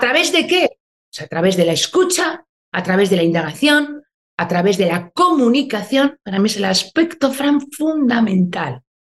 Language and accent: Spanish; Basque Country, Spain; Soy una mujer del País Vasco, soy, nací, me desarrollé aquí, hoy me pillas aquí, en Euskadi